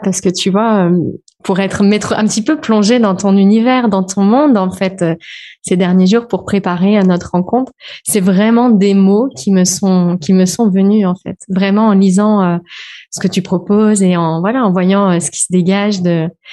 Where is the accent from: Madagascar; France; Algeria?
France; also born or lived in Réunion / Switzerland; je suis française